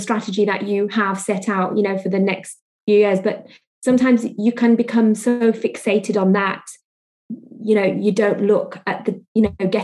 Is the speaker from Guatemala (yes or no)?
no; India; also born or lived in Spain; now in Greater Manchester, United Kingdom; Being Indian